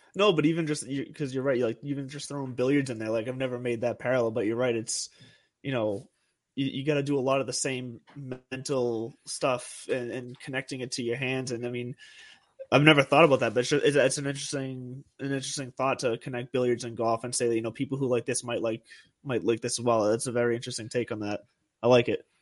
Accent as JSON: {"language": "English", "town": "Lowell", "region": "Massachusetts", "country": "United States", "tie": "born or raised there", "said": "Those are my home my hometown boys right there."}